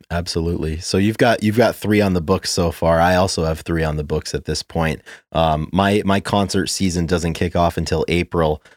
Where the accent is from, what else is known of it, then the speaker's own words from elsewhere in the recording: Providence, Rhode Island, United States; in Providence in my hometown